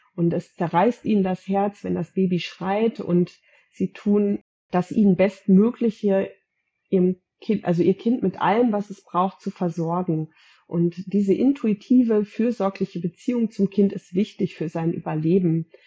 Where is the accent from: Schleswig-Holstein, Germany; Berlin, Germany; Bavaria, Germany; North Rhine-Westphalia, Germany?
North Rhine-Westphalia, Germany; Gütersloh; Ich komme aus Gütersloh